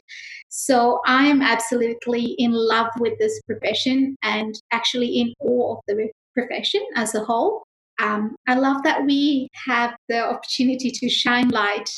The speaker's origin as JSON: {"language": "English", "region": "Nairobi", "country": "Kenya", "tie": "born or raised there", "moved": "as an adult", "lives_now": "Australia", "said": "I grew up in Nairobi, the capital city of Kenya"}